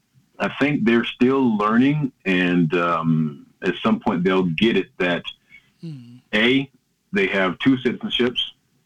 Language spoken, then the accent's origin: English; Jacksonville, Florida, United States; moved away as an adult; also born or lived in New York / Tallahassee, Florida; now in Norway; my father was a police officer as well in Jacksonville, Florida. That's my hometown city.